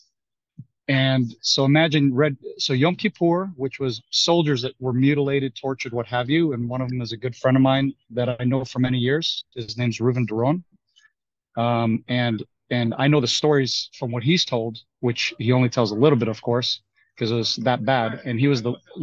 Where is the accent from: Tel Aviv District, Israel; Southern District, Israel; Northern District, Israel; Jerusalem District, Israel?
Northern District, Israel; Kiryat Shmona; also born or lived in Golan Heights / Texas; I'm from the north. I grew up in Kiryat Shmona, and I lived on the Golan Heights during my military service.